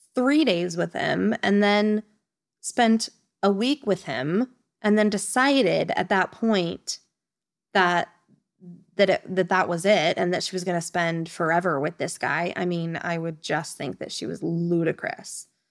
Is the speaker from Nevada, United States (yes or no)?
yes; Nevada, United States; moved away as an adult; now in Spain; I am from the beautiful state of Nevada.